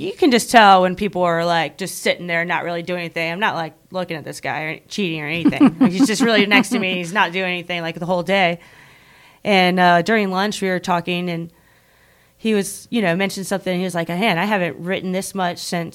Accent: Richmond, Virginia, United States; I'm from Richmond, Virginia, which is a great beer town

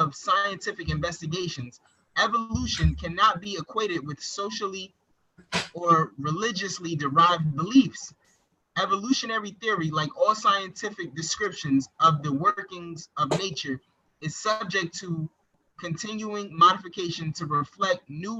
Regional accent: Paterson, New Jersey, United States; I'm from Patterson, I'm from Jersey.

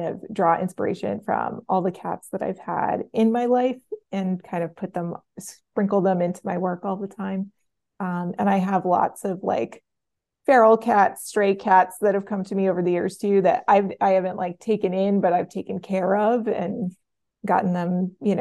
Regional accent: suburbs of Boston, Massachusetts, United States; also born or lived in New York; now in Providence, United States; I grew up a little bit in New York and mostly in the suburbs of Boston

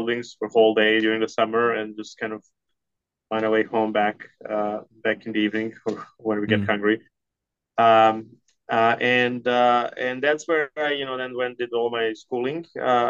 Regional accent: Belgrade, Serbia; moved away as an adult; also born or lived in Berkeley, California / Los Angeles; now in Houston, United States; I was born in Yugoslavia, which is a country that is no more in the late 70s, and you know my parents met in college, and you know I was growing up in Belgrade, which is you know it's a big city even then.

